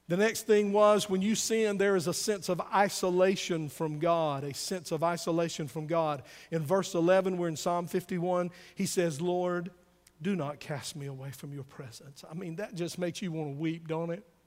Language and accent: English; the South, United States; born or raised there